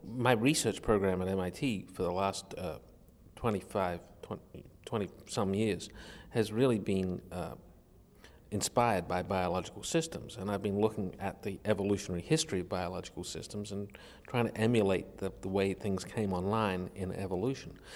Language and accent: English; Australia; I was a kid growing up in Australia in a very technologically isolated community